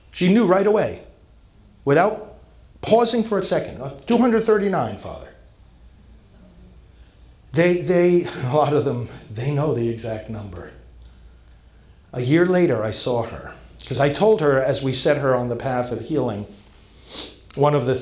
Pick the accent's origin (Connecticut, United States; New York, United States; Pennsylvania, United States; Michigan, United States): New York, United States; New York City; moved away; I'm from New York originally